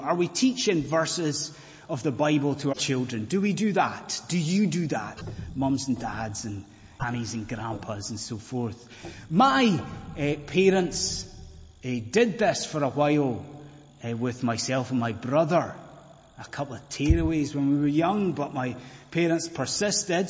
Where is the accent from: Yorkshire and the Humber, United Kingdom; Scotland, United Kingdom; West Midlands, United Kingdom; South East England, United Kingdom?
Scotland, United Kingdom